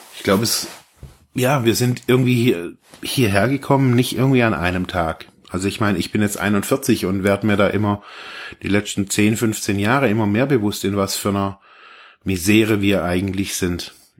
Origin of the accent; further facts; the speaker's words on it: Germany; also born or lived in Ravensburg; wir so als Deutsche so oder als Westeuropäer